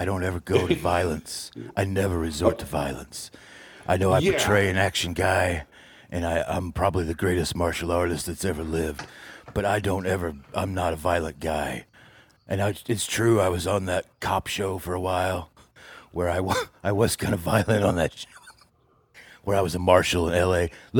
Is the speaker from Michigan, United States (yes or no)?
yes; Detroit, Michigan, United States; born there; I was born in Detroit